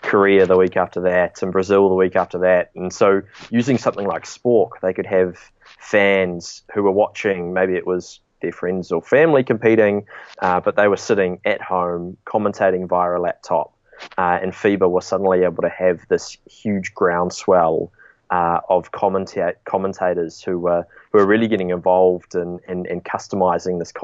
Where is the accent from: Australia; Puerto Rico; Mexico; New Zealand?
New Zealand; we're originally from New Zealand. I'm actually coming to you over the phone from New Zealand today